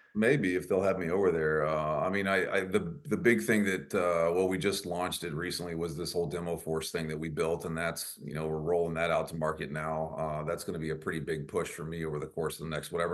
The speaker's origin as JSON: {"language": "English", "area": "near Dallas", "region": "Texas", "country": "United States", "tie": "born or raised there", "said": "that's near my hometown"}